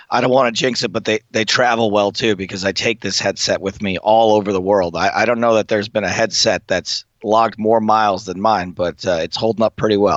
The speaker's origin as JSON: {"language": "English", "region": "England", "country": "United Kingdom", "said": "But as an English person, they'll give you a break."}